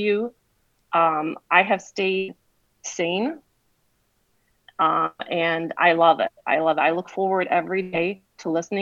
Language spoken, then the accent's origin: English; Iraq; now in United States; I came from Iraq. I was an immigrant from Iraq 46 years ago.